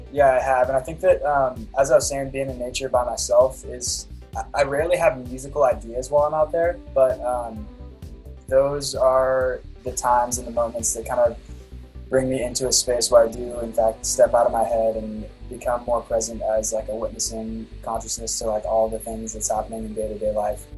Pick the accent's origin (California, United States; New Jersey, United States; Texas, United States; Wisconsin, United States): California, United States; also born or lived in Laguna Beach / Corona Del Mar; I'm from California. I live in Laguna Beach right now.